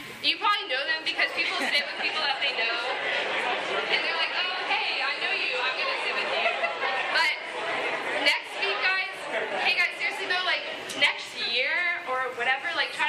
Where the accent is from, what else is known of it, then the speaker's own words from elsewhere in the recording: Virginia, United States; moved away; I'm from Virginia, and so the Lord is just calling me back home